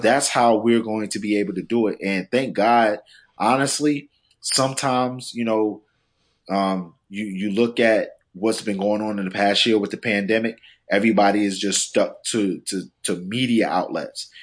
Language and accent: English; South Carolina, United States; also born or lived in New York; I'm a New Yorker at heart, but, you know, raised in South Carolina